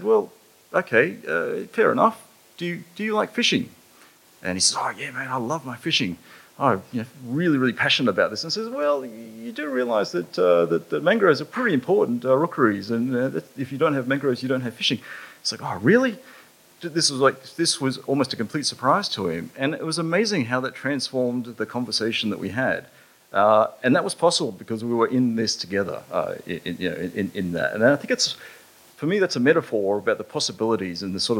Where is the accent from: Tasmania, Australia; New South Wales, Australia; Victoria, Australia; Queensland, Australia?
Queensland, Australia; Mossman; I grew up in North Queensland. I actually finished my high school in Mossman, in far, far North Queensland.